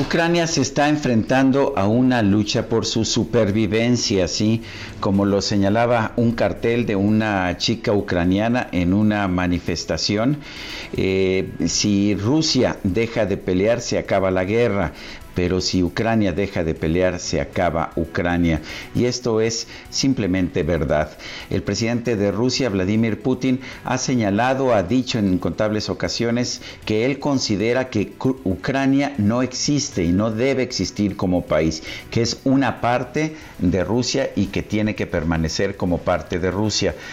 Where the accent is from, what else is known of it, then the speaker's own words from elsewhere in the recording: Mexico; los mexicanos queremos vivir en un México independiente